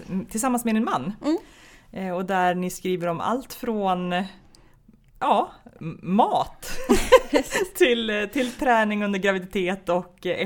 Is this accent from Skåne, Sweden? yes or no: no; Stockholm, Stockholm County, Sweden; born or raised there; also born or lived in Gothenburg